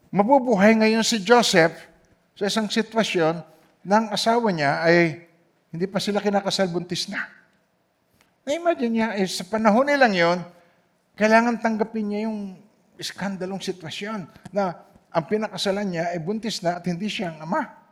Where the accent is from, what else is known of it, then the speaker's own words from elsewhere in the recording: Philippines; moved away; umuwi ako sa Pilipinas